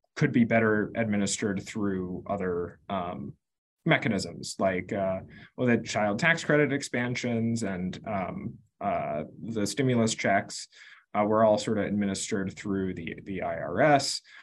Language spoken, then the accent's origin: English; Concord, Massachusetts, United States; I grew up in Concord, Massachusetts